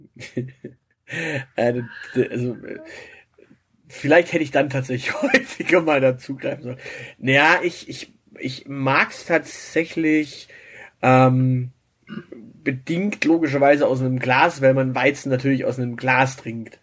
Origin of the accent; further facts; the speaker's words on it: Southern Germany, Germany; ich bin halt hier im Süden aufgewachsen